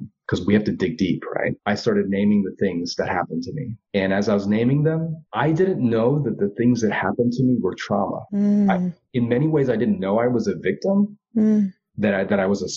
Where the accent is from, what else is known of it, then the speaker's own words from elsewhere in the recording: Largo, Florida, United States; I was born and raised in Florida. So I am a Korean Floridian